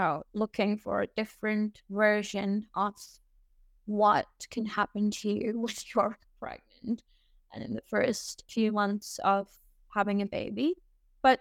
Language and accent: English; Saudi Arabia; also born or lived in Algeria; now in Dubai, United Arab Emirates; I am currently living in Dubai, but I was born and raised in Saudi